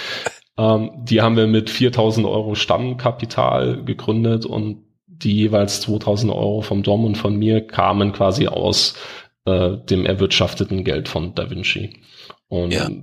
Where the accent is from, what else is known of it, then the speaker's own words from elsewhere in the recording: Bavaria, Germany; bei uns in Bayern